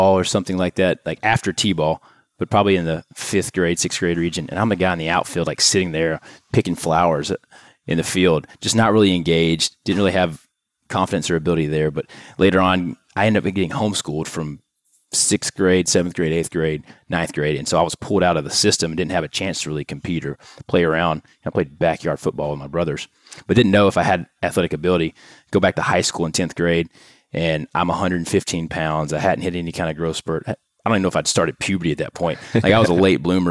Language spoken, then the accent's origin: English; Louisiana, United States; moved away as an adult; also born or lived in Tennessee; now in Houston, United States; we moved to Louisiana at a young age, grew up in a trailer home and five kids